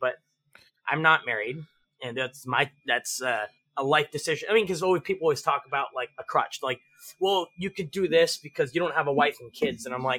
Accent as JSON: {"language": "English", "country": "Philippines", "said": "I'm a I'm the Filipino Energizer Bunny."}